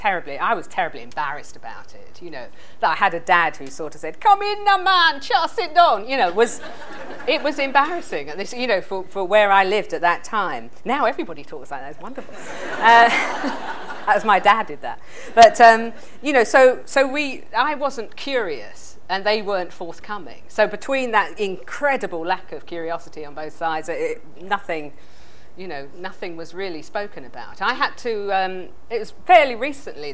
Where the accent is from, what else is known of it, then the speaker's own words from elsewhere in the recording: England, United Kingdom; I'm English